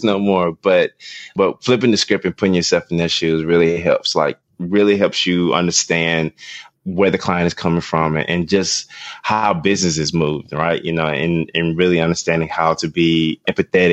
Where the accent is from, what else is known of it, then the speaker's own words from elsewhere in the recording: Columbus, Mississippi, United States; moved away as an adult; also born or lived in Birmingham, Alabama; now in Atlanta, United States; I grew up in Columbus, Mississippi, which is Northeast Mississippi.